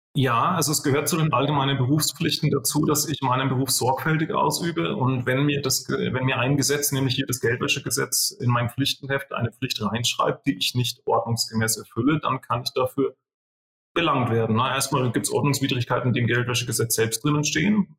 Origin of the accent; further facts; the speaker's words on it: southern Bavaria, Germany; bei uns in Südbayern